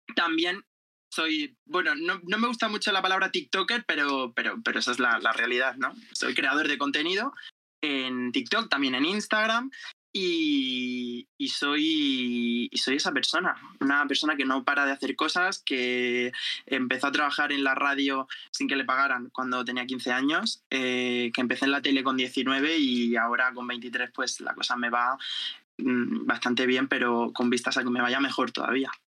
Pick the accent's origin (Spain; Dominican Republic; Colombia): Spain; Jumilla, Region of Murcia; soy de Murcia, de Jumilla, Murcia